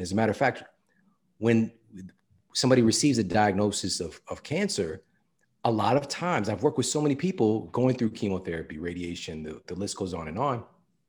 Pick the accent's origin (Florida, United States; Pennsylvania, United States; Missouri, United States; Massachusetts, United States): Missouri, United States; St. Louis; That was my stuff. Like, I'm from St. Louis.